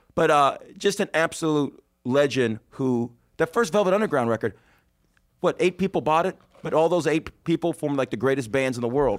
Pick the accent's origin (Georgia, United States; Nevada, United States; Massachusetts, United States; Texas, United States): Nevada, United States; Las Vegas; now in New York, United States; in sleazy Vegas, my hometown